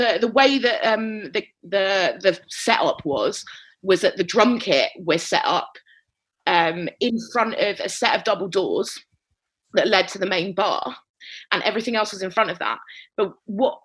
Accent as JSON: {"language": "English", "region": "London", "country": "United Kingdom", "said": "I'm from North London"}